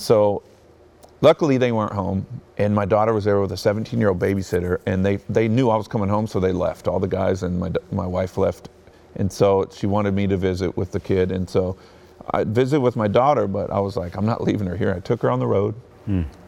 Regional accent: Bakersfield, California, United States; also born or lived in Hawthorne, California / Torrance, California; we lived in Torrance, California, and I was born in Hawthorne, and that's when uh, my parents had those positions. And then when I turned like nine years old, fourth grade, we moved to Bakersfield

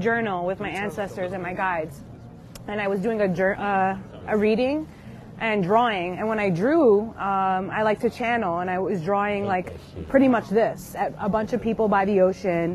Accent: Long Island, New York, United States; I'm actually from Long Island

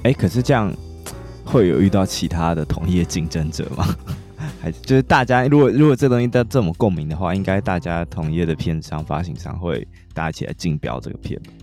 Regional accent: Taiwan; 身为台湾人

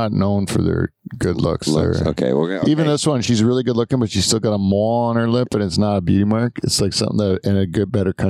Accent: Canada; So Canada, I mean, it's my home country

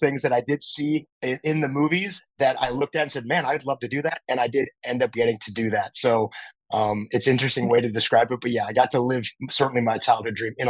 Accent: El Toro, California, United States; I grew up in Southern California in a town called El Toro, which happened to be right next to a now closed Marine base called Marine Corps Air Station El Toro.

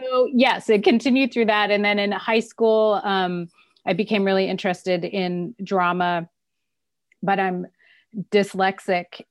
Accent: Southern California, United States; also born or lived in Fort Collins, Colorado / Kenya; I consider myself basically a Southern California person

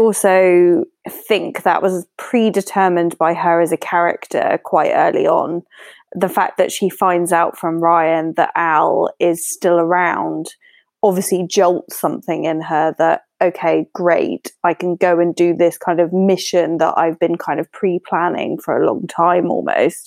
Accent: United Kingdom; as a British citizen

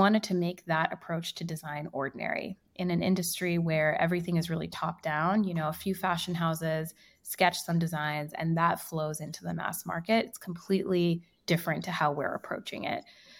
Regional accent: India; first language Hindi; English is a second language; So Am has two meanings in Hindi, which is my native tongue.

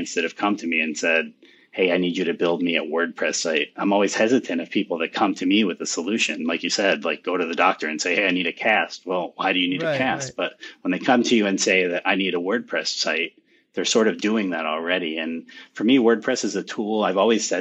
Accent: United States; my hometown here

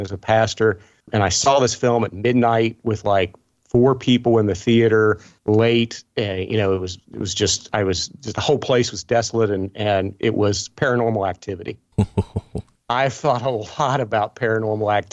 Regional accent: Appalachia, United States; I grew up in Appalachia

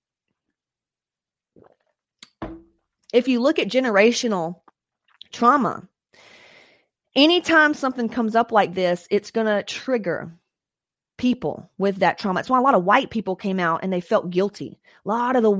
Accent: Atlanta, Georgia, United States; I grew up in Atlanta

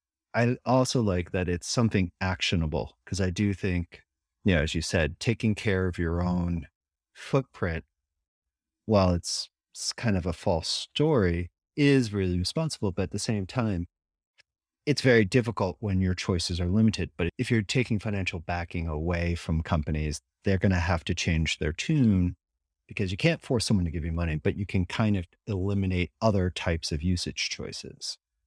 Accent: United States; And as someone who lives in Europe, and I'm an American through and through

